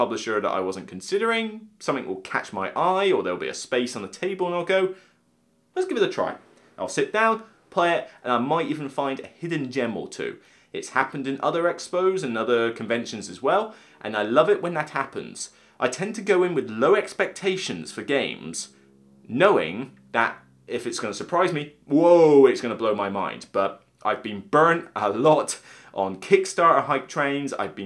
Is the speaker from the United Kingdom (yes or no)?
yes; Somerset, South West England, United Kingdom; I'm from Somerset